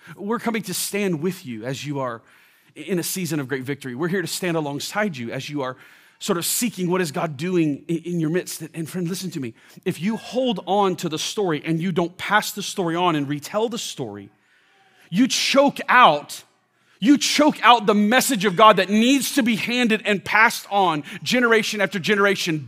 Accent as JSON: {"language": "English", "town": "Orlando", "region": "Florida", "country": "United States", "tie": "born or raised there", "moved": "yes", "lives_now": "Washington, D.C., United States", "said": "I grew up in Orlando"}